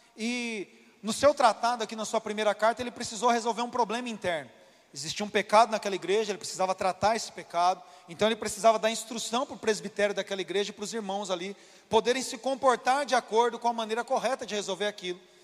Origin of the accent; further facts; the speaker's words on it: Brazil; a gente, como brasileiro, aqui